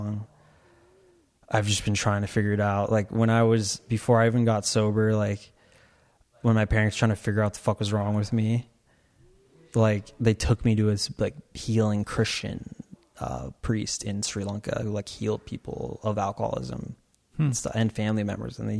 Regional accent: Torrance, California, United States; I was born in Torrance

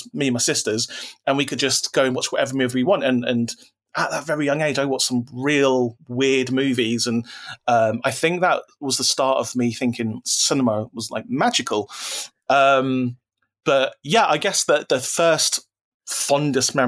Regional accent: London, United Kingdom; I'm from South London

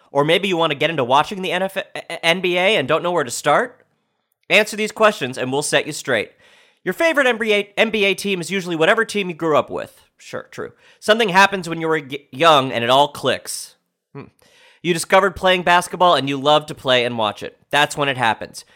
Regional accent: New York, United States; I'm a New Yorker, I'm from New York

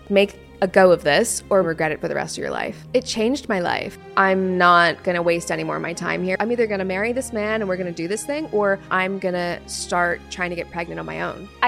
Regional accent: Canada; So, from under the age of, say, 10, it was me, my mom, my brother. We lived in this little teeny tiny house.

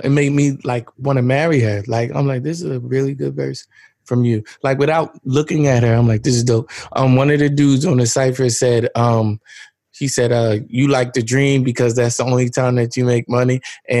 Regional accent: New Jersey, United States; I'm not from Detroit. I'm from Jersey.

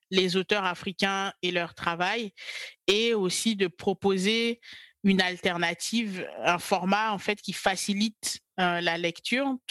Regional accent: Côte d’Ivoire; moved away as an adult; now in France; j'ai grandi euh, en Côte d'Ivoire et je suis, je suis ivoirienne. Et euh, je suis arrivée en France euh, à l'âge de 20 ans pour poursuivre mes études.

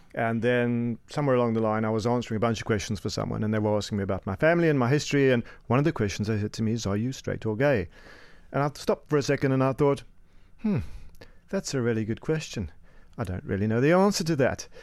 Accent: Cape Town, Western Cape, South Africa; moved away as an adult; now in United Kingdom; I hail from sunny Cape Town, uh, but I've been in the U K for about twenty years.

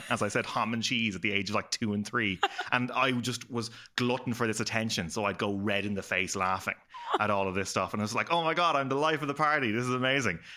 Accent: Dublin, Leinster, Ireland; also born or lived in Belfast, Northern Ireland / Clare, Ireland; I was born in Belfast, um, sort of a mixed marriage up there, Catholic and Protestant. Uh, sort of thing there, and we moved to Clare at a young age, and then moved to Dublin, all that sort of stuff.

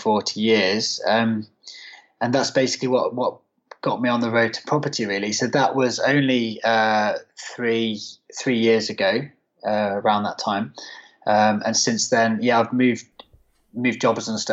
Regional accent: near Birmingham, West Midlands, United Kingdom; moved away as an adult; now in London, United Kingdom; I'm actually from the West Midlands originally, so near not far from Birmingham and on the West Midlands side

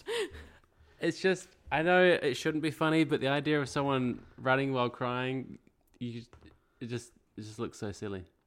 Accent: Australia; I grew up in Australia

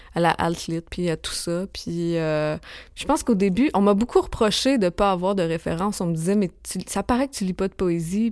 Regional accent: Saint-Victor, Quebec, Canada; moved away; j'ai grandi euh, en Beauce, dans un petit village qui s'appelle Saint-Victor-de-Beauce

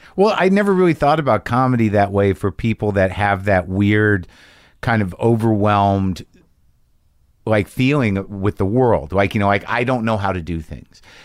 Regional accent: New Mexico, United States; I grew up in New Mexico

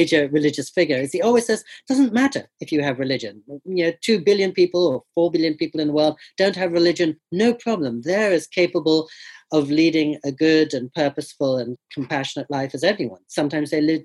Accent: England, United Kingdom; now in California, United States; they were from India, but I was born and grew up in England

